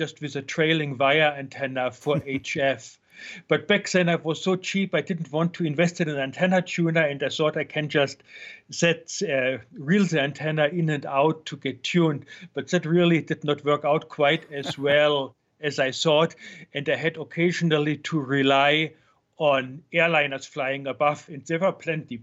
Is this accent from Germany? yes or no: yes; Germany; now in United States; I'm from Germany originally